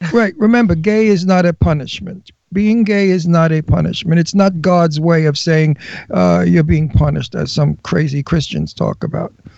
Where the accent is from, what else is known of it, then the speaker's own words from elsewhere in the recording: New York City, New York, United States; moved away; I'm a wild guinea from Brooklyn. I'm Italian from Brooklyn